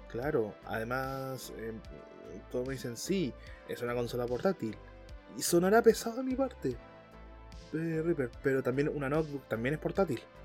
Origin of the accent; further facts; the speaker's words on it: Chile; Como muchos chilenos